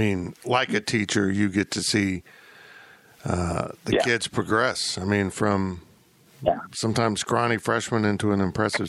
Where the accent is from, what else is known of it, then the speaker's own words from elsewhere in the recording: Smith Center, Kansas, United States; growing up in Smith Center, it was just part of the culture.